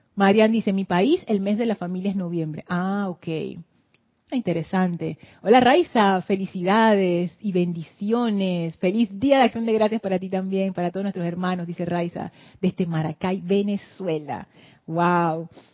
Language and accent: Spanish; Panama; en Panamá nosotros no nos hacemos lío con las fiestas de otros países